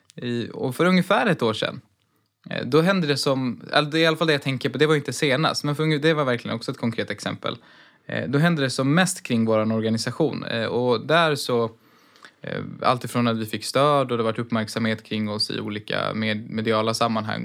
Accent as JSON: {"language": "Swedish", "country": "Sweden", "said": "vårt land"}